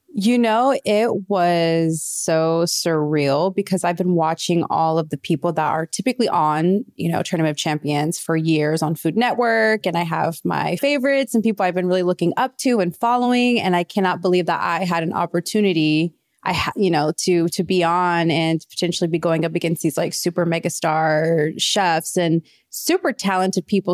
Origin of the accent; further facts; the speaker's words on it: Midwest, United States; also born or lived in Kansas City / Mayetta, Kansas; growing up in the Midwest